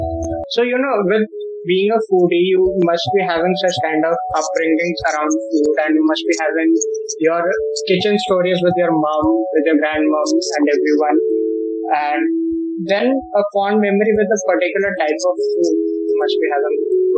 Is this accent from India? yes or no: yes; Manipal, Karnataka, India; So I said, I'm from Manipal.